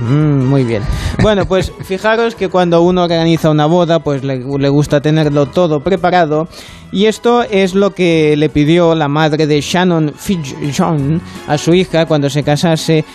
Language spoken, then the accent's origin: Spanish; France; como francés, para mí